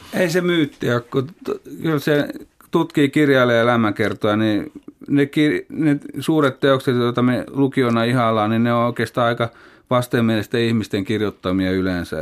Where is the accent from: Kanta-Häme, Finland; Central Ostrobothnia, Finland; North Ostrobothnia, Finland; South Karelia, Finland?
Central Ostrobothnia, Finland; Kokkola; Kasvoin Kokkolassa